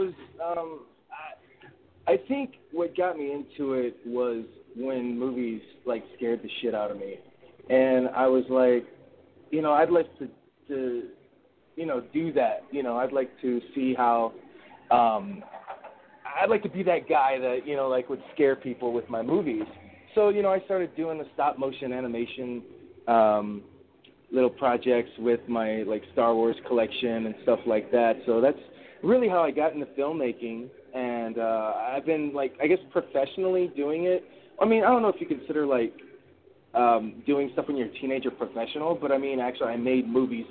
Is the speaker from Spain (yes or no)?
no; United States; I'm not British, by the way. I'm a proud American.